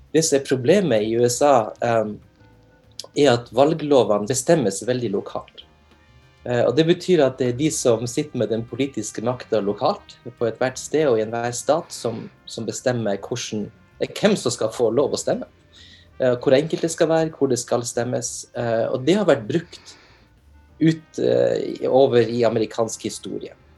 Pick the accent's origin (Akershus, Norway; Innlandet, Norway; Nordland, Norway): Nordland, Norway; Narvik; moved away as an adult; now in Oklahoma, United States; jeg er opprinnelig fra Narvik